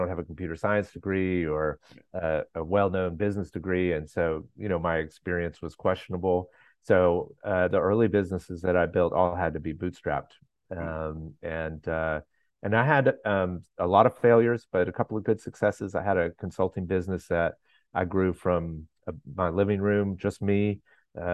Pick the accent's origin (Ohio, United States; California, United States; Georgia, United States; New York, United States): Georgia, United States; Atlanta; I'm from Atlanta, Georgia